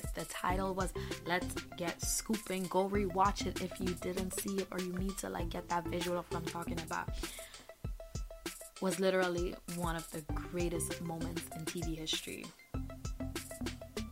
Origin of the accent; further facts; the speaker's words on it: Grenada; moved away; I grew up in Grenada in the Caribbean